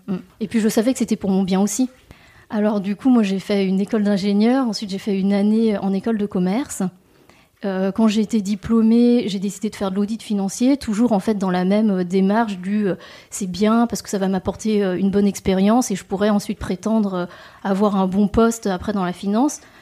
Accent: Rennes, Brittany, France; also born or lived in Messac; J'ai grandi à Rennes et j'ai fait toutes mes études à Rennes aussi

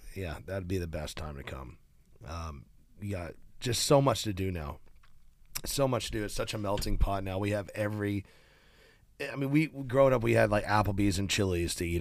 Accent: Nashville, Tennessee, United States; I've gotten to play in my hometown stadium where the Titans play

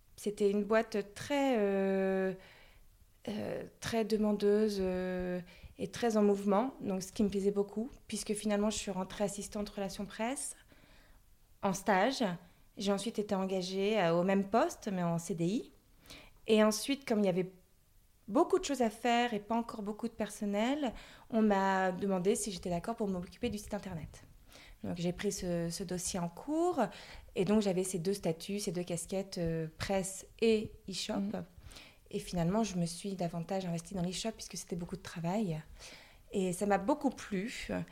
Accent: the Nord, Hauts-de-France, France; je suis originaire du Nord. J'ai fait mes études dans le Nord.

